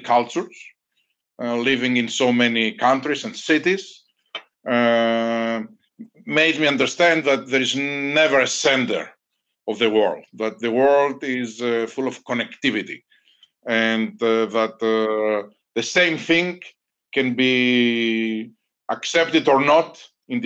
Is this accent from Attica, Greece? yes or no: no; Thessaloniki, Central Macedonia, Greece; moved away as an adult; I grew up in Greece, in a city called Thessaloniki.